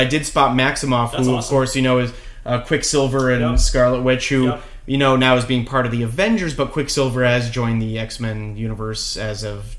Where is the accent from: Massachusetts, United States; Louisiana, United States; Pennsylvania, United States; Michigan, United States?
Massachusetts, United States; Boston; I'm from Massachusetts. I'm a Boston guy. I went to Boston University